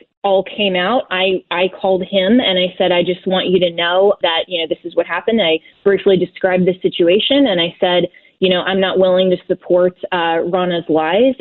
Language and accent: English; Colorado, United States; my home state of Colorado where I am still a registered and active voter